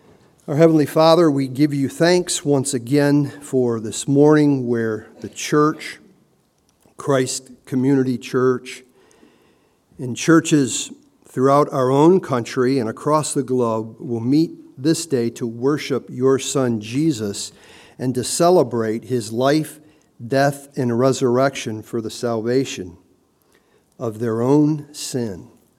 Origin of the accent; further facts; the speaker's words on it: Hazel Park, Michigan, United States; I grew up in Hazel Park, And it was a pretty vibrant community, that little 2-mile-square city.